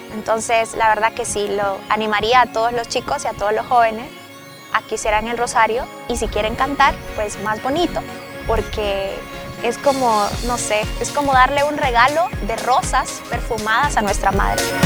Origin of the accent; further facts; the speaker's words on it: Honduras; tengo 28 años y soy de Honduras.